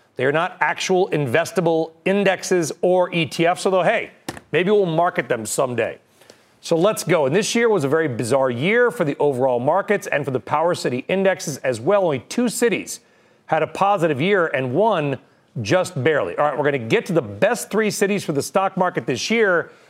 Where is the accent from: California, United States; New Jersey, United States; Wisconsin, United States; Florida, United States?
California, United States; Southern; I'm from Southern California